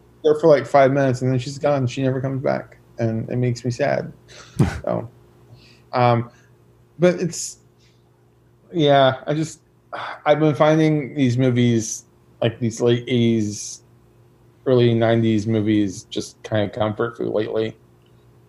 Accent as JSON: {"language": "English", "town": "Detroit", "region": "Michigan", "country": "United States", "tie": "born or raised there", "said": "growing up in Detroit"}